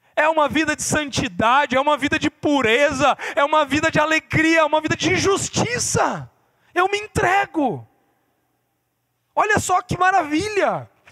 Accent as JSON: {"language": "Portuguese", "region": "interior of Paraná", "country": "Brazil", "said": "eu sou do interior do Paraná"}